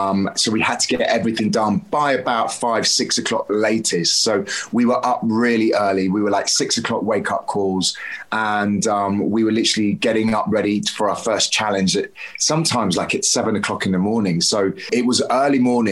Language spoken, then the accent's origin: English; Devon, South West England, United Kingdom; I grew up in Devon as a child.